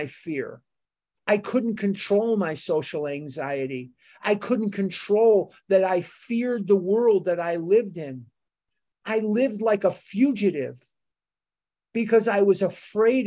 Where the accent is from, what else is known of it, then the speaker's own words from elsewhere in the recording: United States; I'm an American.